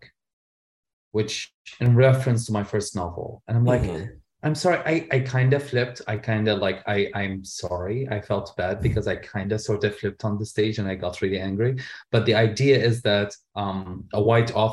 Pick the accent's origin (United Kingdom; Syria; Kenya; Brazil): Syria; also born or lived in Lebanon; now in Canada; as a gay man growing up in Syria